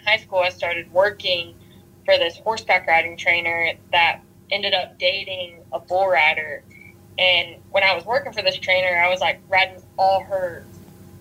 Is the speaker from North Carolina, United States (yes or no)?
yes; North Carolina, United States; moved away as an adult; now in Texas, United States; I'm originally from North Carolina, and I am a female bull rider.